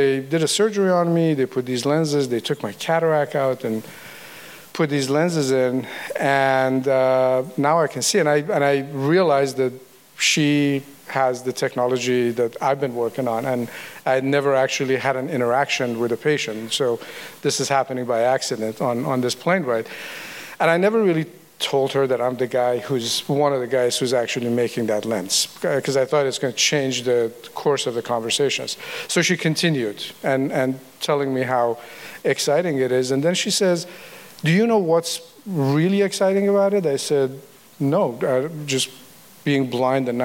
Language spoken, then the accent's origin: English; Iran; also born or lived in Tennessee, United States; now in United States; I'm a refugee from the Iran Revolution, basically. I came to the U.S. in 1978.